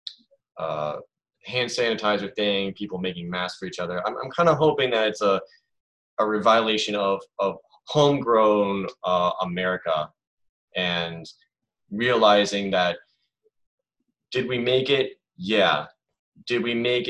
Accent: United States; I am an American

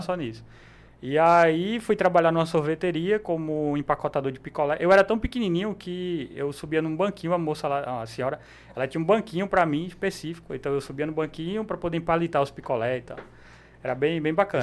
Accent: Cabedelo, Paraíba, Brazil; Nasci lá, e moro lá até hoje.

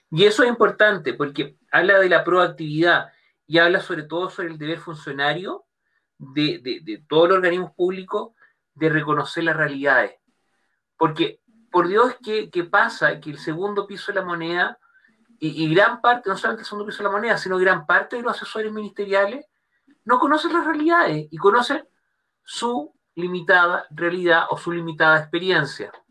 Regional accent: Chile; donde está la clave única de cada uno de nosotros como chileno

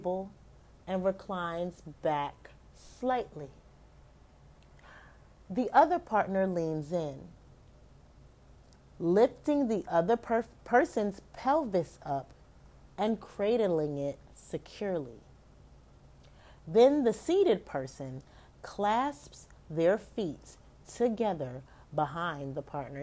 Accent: United States; I'm an American

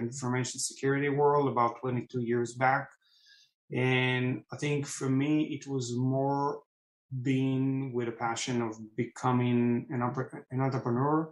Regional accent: Israel; moved away as an adult; now in California, United States; I was born and raised in Israel

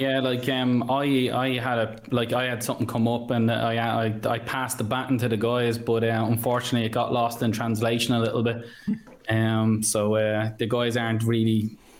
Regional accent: Ireland; moved away; I'm from mm. Ireland

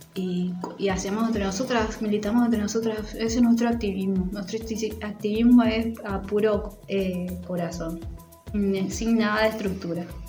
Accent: Formosa, Argentina; moved away; also born or lived in Buenos Aires; soy de Formosa Capital

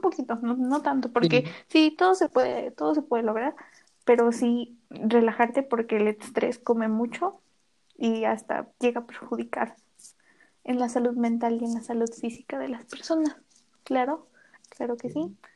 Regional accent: Mexico; como mexicanos decimos

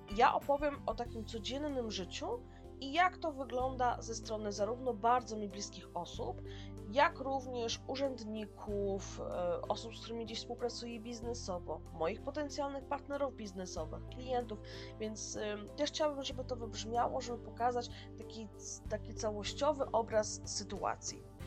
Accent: Poland; accent: Slavic; moved away as an adult; now in New Zealand; Ja mam słowiański akcent, ja jestem Słowianką

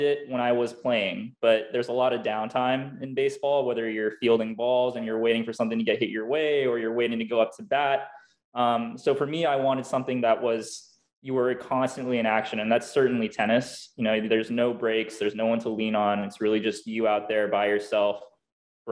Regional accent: Hawaii, United States; I was born and raised in Hawaii

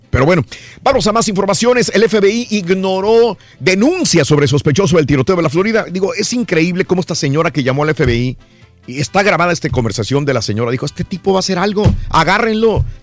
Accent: Matamoros, Tamaulipas, Mexico; moved away; también tembló en Matamoros, Tamaulipas. Fíjate. En mi tierra.

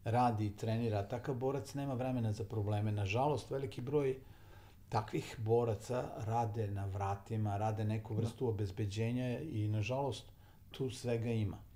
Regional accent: Novi Sad, Vojvodina, Serbia; I ja želim da to bude Novi Sad, jer pre svega je to moj grad, ali se ja osjećam kao Srbin, građanin Srbije, to sam i od uvek bio

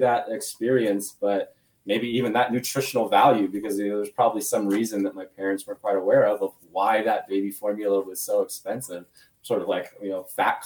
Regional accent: Phoenix, Arizona, United States; I grew up in Phoenix, Arizona

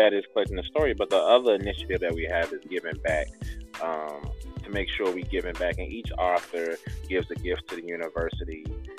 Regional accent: Chicago, Illinois, United States; Where were you from, Ms. Williams asked. I said the south side of Chicago.

